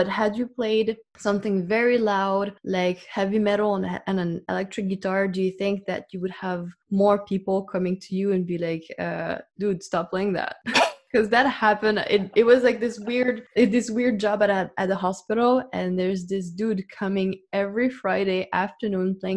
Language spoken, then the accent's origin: English; Paris, Île-de-France, France; growing up in Paris, we do take for granted that the arts are everywhere